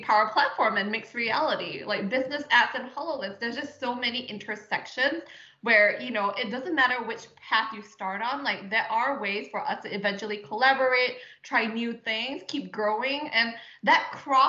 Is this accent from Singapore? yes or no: yes; Singapore; moved away as an adult; I was born and raised in Singapore.